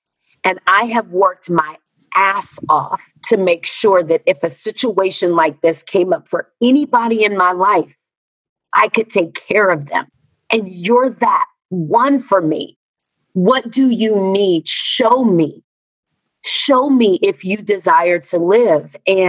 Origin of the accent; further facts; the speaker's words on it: the South, United States; born there; I was born Black and in America and in the South in the 70s